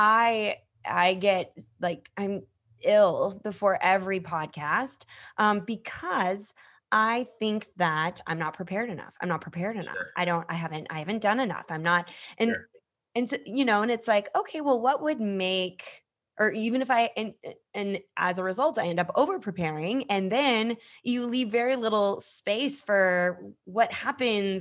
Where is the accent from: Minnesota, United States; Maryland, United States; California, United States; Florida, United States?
Minnesota, United States; I grew up in Minnesota